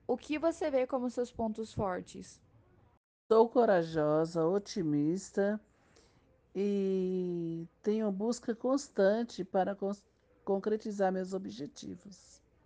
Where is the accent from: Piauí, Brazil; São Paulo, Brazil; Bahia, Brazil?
Piauí, Brazil; Caracol; Nasci na cidade de Caracol, estado do Piauí